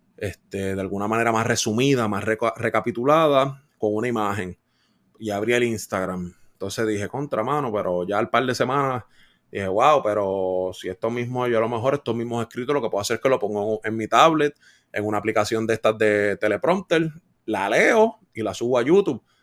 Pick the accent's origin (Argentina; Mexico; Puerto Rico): Puerto Rico; Adjuntas; moved away as an adult; also born or lived in Fajardo, Puerto Rico / Guaynabo, Puerto Rico; me mudé entonces de, mi pueblo adjunta, me mudé para Fajardo